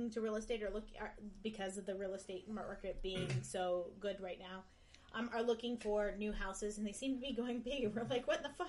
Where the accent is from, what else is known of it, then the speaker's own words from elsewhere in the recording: Cleveland, Ohio, United States; also born or lived in Pittsburgh, Pennsylvania; I was born in near Pittsburgh and moved to Cleveland when I was young.